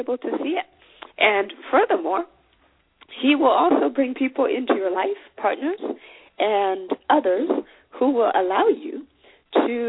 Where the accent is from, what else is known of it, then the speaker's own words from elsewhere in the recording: Zimbabwe; now in Minnesota, United States; I'm from Zimbabwe, I live in the United States